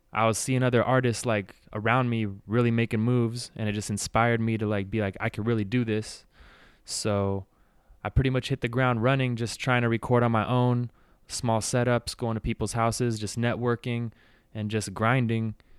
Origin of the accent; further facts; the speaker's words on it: Bay Area, California, United States; moved away as an adult; now in San Diego, United States; I was born and raised in the Bay Area, so grew up there, went to high school